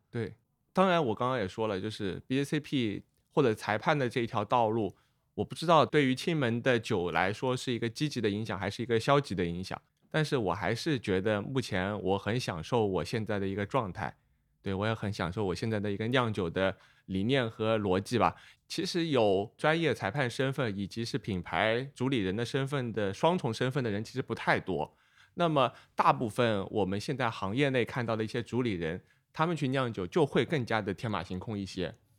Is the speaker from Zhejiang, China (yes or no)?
yes; Hangzhou, Zhejiang, China; now in Tianjin, China; 虽然我在天津，但是我是一个杭州人